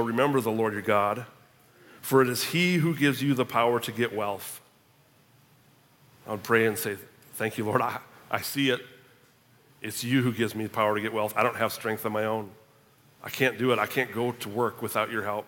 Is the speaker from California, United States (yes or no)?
no; Minnesota, United States; moved away as an adult; also born or lived in Tulsa, Oklahoma; I'm a Minnesotan